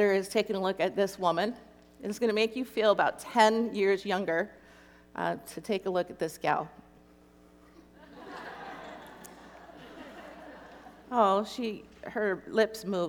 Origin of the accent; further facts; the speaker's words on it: Copper River Basin, Alaska, United States; I'm from Alaska. I grew up 200 miles inland from Anchorage in the Copper River Basin.